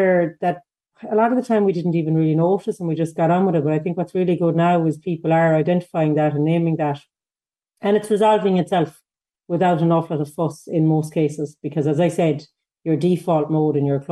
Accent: Ballindereen, South Galway, Connacht, Ireland; I'm from Ballindarian in Galway, South Galway.

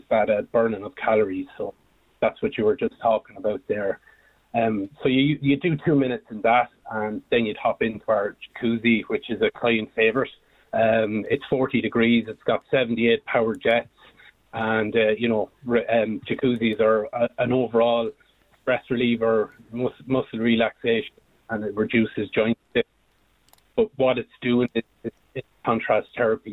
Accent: Multyfarnham, Leinster, Ireland; We're both from Multifernan, County Westmeath

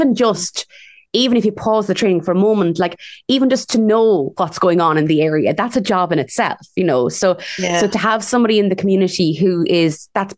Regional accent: Ireland; as Irish women

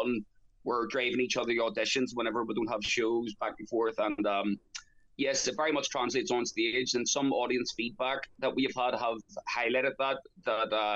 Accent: Belfast, Northern Ireland, United Kingdom; I grew up in North Belfast

